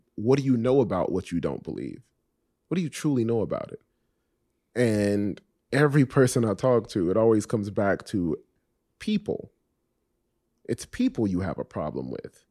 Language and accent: English; Miami, Florida, United States; also born or lived in Richmond Heights, Miami; I was born and raised in Coconut Grove, and then we moved to the Heights, to, to Richmond Heights